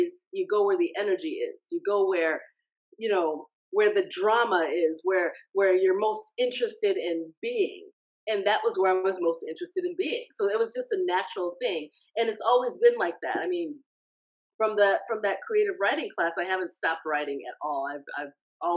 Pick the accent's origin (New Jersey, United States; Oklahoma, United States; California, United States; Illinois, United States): Illinois, United States; Chicago; I was born in the United States. I was raised mostly in the Chicago area, the far south suburbs of Chicago.